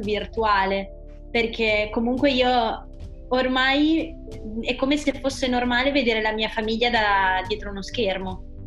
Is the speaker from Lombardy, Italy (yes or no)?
no; Pesaro, Marche, Italy; moved away as an adult; now in Bologna, Italy; io sono di Pesaro